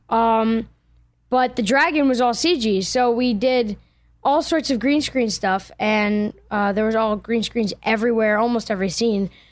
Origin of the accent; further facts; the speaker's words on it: Allentown, Pennsylvania, United States; I'm from Allentown, Pennsylvania